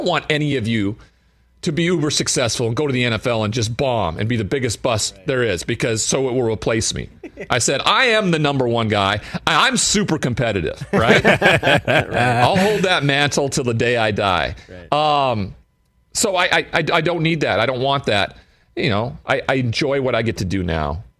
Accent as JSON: {"language": "English", "town": "Great Falls", "region": "Montana", "country": "United States", "said": "I'm from Great Falls, Montana"}